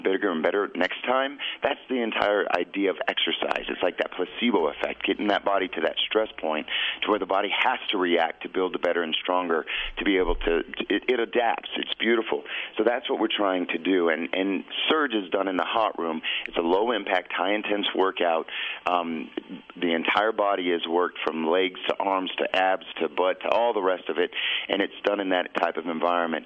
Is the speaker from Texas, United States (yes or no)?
no; Albuquerque, New Mexico, United States; I was born and raised here in Albuquerque